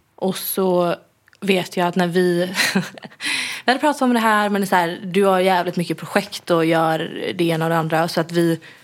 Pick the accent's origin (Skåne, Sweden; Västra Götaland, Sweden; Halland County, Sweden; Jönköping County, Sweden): Västra Götaland, Sweden; Gothenburg; moved away; min familj som bor hemma i Göteborg